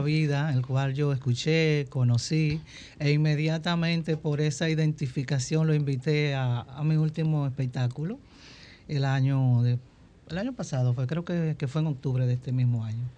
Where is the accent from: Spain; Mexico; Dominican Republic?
Dominican Republic; yo soy dominicana